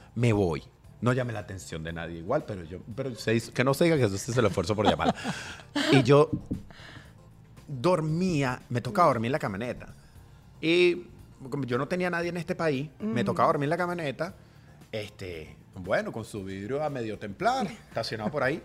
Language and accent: Spanish; Guatire, Miranda, Venezuela; moved away as an adult; also born or lived in Caracas; now in Doral, United States; todo comenzó en Guatire, yo soy de Guatire